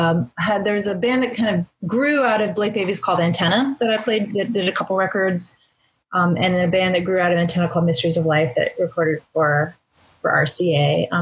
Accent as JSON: {"language": "English", "town": "Bloomington", "region": "Indiana", "country": "United States", "also_born_or_lived": "Boston", "moved": "yes", "lives_now": "Evanston, United States", "said": "I'm from Bloomington, Indiana, and I'm actually in Indianapolis right now. I live in Evanston, and I also lived in Boston for those kind of 4 or 5 years when … were most active. So I've kind of been all over, but mostly in the Midwest, and now Evanston is home."}